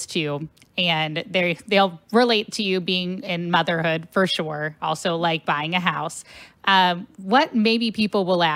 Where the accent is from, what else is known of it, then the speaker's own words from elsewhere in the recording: Cincinnati, Ohio, United States; now in St. Louis, United States; I'm originally from Cincinnati, Ohio